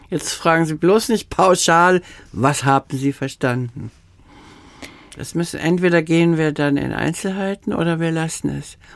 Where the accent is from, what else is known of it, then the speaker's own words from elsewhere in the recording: Austria; accent: Austrian; first language Austrian German; Ich weiß, meine Mutter hat mir erzählt, dass meine erste Sprache, ich habe Österreichisch gesprochen.